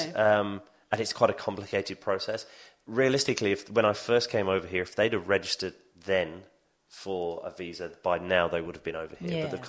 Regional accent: Sheffield, Yorkshire and the Humber, United Kingdom; born there; also born or lived in Leicester; I was born in Yorkshire, in Sheffield, which is, again, a very industrial city. Moved to Leicester

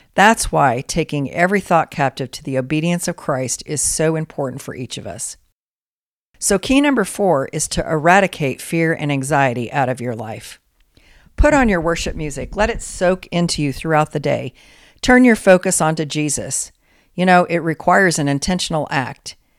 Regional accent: Colorado, United States; growing up in Colorado

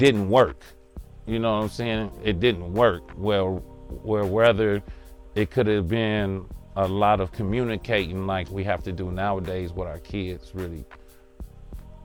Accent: Los Angeles, California, United States; I grew up in Englewood on the west side, in the bottom, 104th Street in Crenshaw

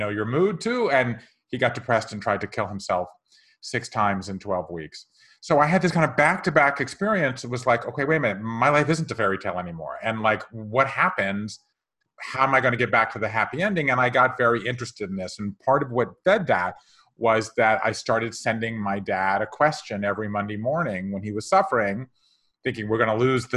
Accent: Savannah, Georgia, United States; moved away as an adult; also born or lived in Japan / England; I grew up in Savannah, Georgia

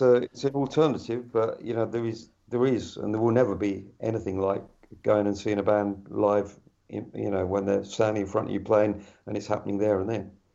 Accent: West Country, edge of Dartmoor, South West England, United Kingdom; moved away as an adult; also born or lived in London; I'm in the West Country, uh, on the edge of Dartmoor. Uh, I moved out from London about five years ago, back to where I was uh, where I was brought up.

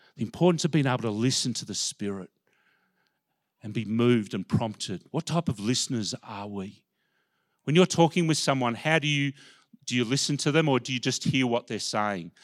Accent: Melbourne, Victoria, Australia; I grew up in Melbourne. I'm a Melbourne person

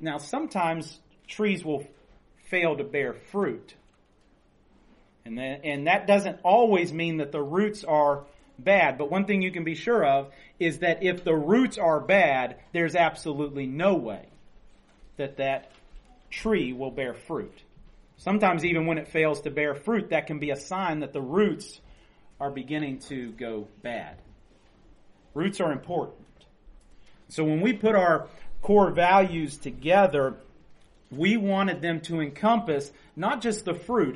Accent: West Virginia, United States; So we're all from West Virginia

